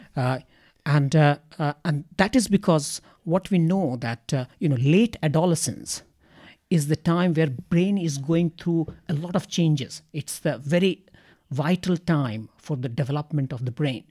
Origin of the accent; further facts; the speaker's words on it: Ranchi, Jharkhand, India; moved away as an adult; also born or lived in Kanke; now in Australia; I come from India and, uh, I come from, uh, uh, a city, uh, but, uh, uh, me and my family have house in the outskirts of that city. And that city is called Ranchi.